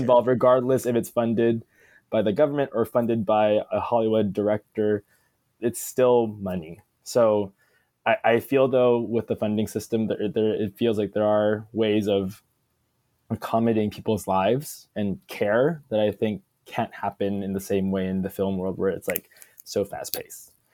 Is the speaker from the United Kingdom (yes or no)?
no; Philippines; being Filipino